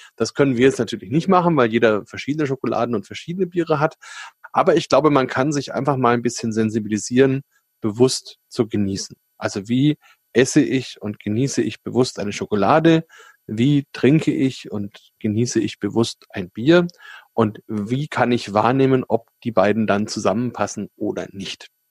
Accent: Germany; bei uns in Deutschland

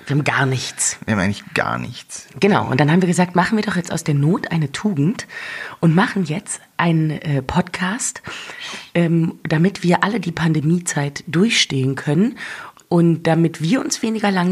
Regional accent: North Rhine-Westphalia, Germany; Ich komme nämlich ursprünglich aus dem Ruhrgebiet.

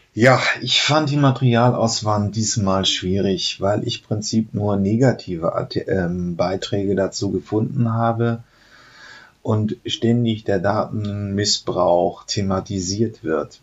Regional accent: Germany; sind wir halt Deutsche

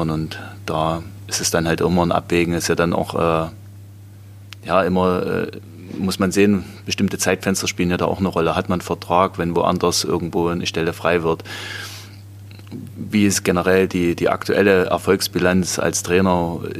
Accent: Großboden, Germany; Also ich habe dann angefangen ähm, in Großboden, wo ich aufgewachsen bin.

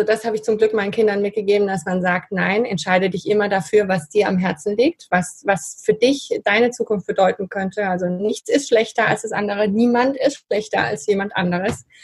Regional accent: Spain; dann meine Kindheit in Spanien, also da bin ich sehr dankbar dafür, dass meine Eltern damals so mutig waren. Die waren, die sind 68 nach Spanien und da bin ich aufgewachsen.

